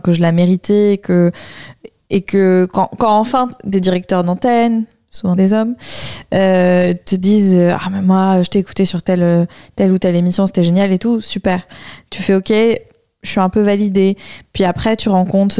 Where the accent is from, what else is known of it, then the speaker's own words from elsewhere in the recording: Bordeaux, Nouvelle-Aquitaine, France; moved away; also born or lived in Paris; Je suis de Bordeaux